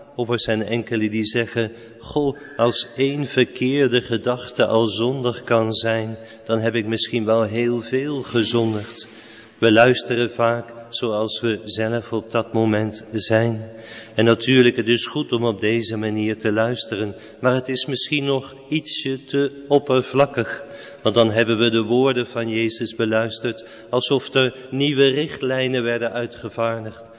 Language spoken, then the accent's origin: Dutch; Netherlands; wij als Nederlanders